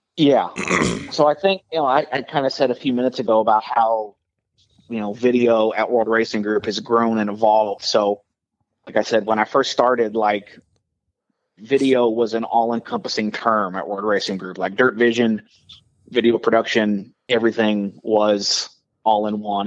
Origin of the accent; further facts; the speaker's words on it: Southern Illinois, United States; moved away as an adult; also born or lived in Iowa / Charlotte; growing up in Illinois